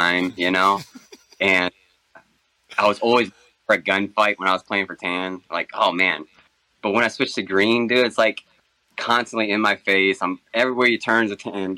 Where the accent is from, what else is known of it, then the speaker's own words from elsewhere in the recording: Michigan, United States; moved away as an adult; also born or lived in North Carolina / Charlotte; I actually grew up in Michigan, man, but all my family's from the Carolinas